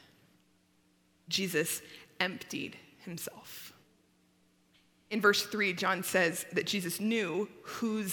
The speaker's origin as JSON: {"language": "English", "town": "Littleton", "region": "Colorado", "country": "United States", "tie": "born or raised there", "said": "I grew up in Littleton"}